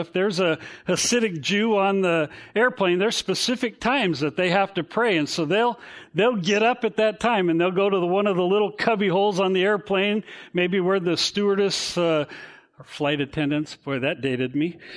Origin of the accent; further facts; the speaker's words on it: Garden Grove, California, United States; the house we grew up in in Garden Grove on Blake Street